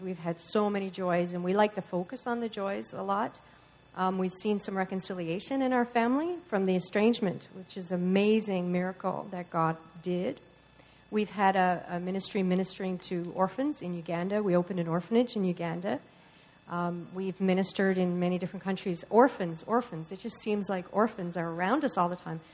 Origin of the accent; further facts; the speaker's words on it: Newfoundland and Labrador, Canada; moved away; We're both from Newfoundland.